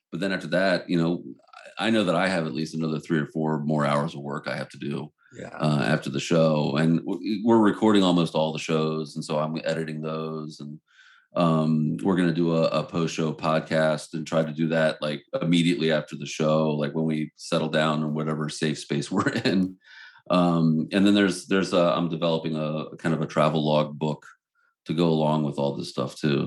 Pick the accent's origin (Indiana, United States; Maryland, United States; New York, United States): Maryland, United States; Baltimore; we're from Baltimore